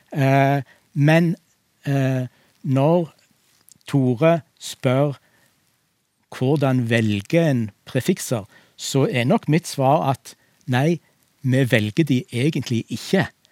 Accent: Western Norway, Norway; jeg som vestlending

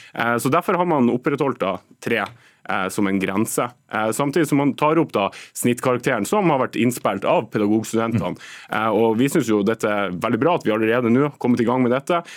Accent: Nordland, Norway; der jeg kommer fra Nordland

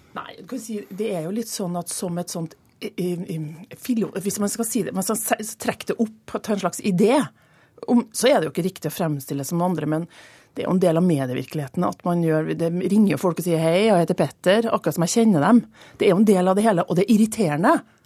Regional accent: Trøndelag, Norway; moved away as an adult; now in Oslo, Norway

